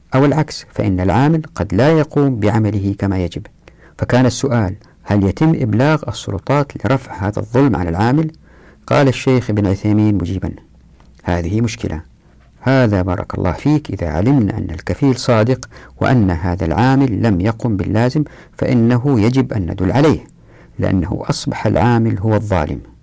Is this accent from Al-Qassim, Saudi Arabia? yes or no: no; Taif, Makkah Province, Saudi Arabia; أنا مثلا اتولدت في الطائف وطفولتي في الطائف أحب الطائف